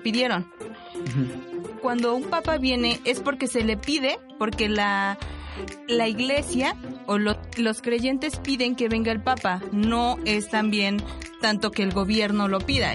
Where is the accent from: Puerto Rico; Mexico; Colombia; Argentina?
Mexico; nuestra fe como mexicanos